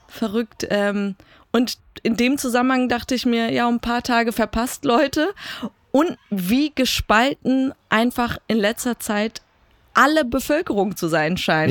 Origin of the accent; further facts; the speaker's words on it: Iran; als gebürtige Iranerin